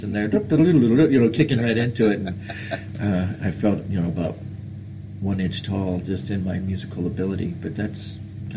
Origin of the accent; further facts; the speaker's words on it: LaGrange County, Indiana, United States; I was in Indiana, LaGrange County, which is just south of Sturgis, Michigan